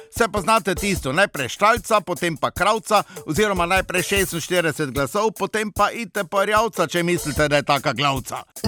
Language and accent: Slovenian; Slovenia; Smo pa Slovenci